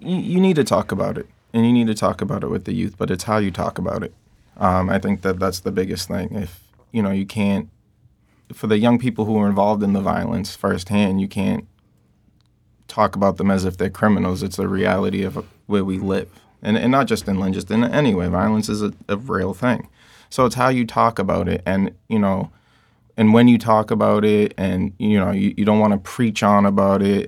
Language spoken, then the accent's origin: English; Lynn, Massachusetts, United States; I grew up in Lynn. I lived in Lynn ninety percent of my life